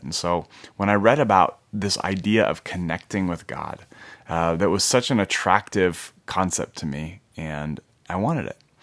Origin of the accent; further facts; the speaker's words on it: Minnesota, United States; I grew up in Minnesota in a Christian home.